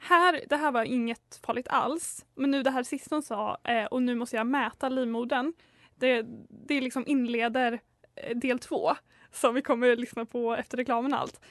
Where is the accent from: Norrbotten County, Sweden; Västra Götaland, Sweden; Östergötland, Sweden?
Östergötland, Sweden; Linköping; moved away; i somras så var jag hemma i Linky Pink